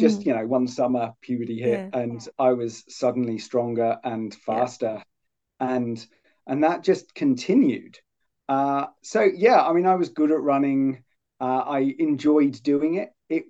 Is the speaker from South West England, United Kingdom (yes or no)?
yes; Poole, South West England, United Kingdom; born or raised there; moved away as an adult; also born or lived in Cumbria / Sheffield; now in Hobart, Australia